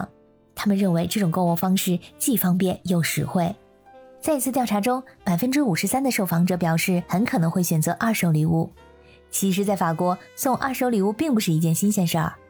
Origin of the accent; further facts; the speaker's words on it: China; now in Europe; 我们中国人送礼物一般来说呢，都会是全新的。